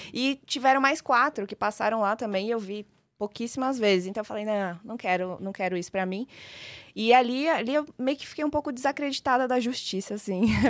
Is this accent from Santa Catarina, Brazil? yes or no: no; São Paulo, Brazil; also born or lived in Maringá, Paraná; eu sou uma maringaense, nasci em Maringá, mas só nasci. É. Vim muito, muito nova para São Paulo, então sou só de nascença e paulista de vivência